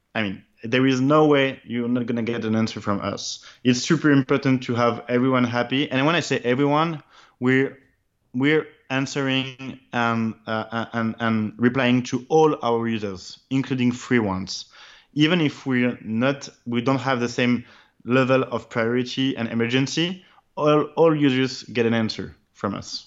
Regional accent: France; I'm French, my first language in my brother preference is French

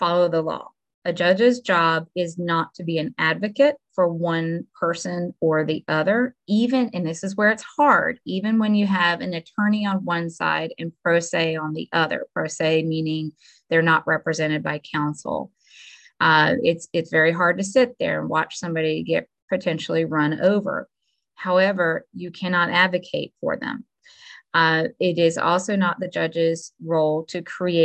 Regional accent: Suwannee County, Florida, United States; So I was born and raised in Suwannee County, actually at the old Suwannee County Hospital. I grew up here my whole life.

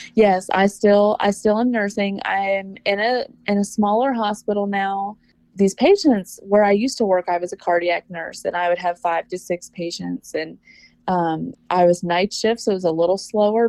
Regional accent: Mississippi, United States; now in California, United States; I'm originally from Mississippi, uh, but I'm in I'm in a super small town in California. We're a little north of Lake Tahoe.

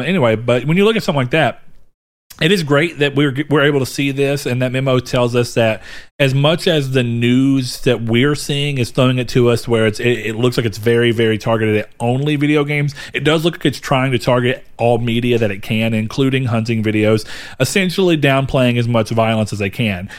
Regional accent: the South, United States; born or raised there

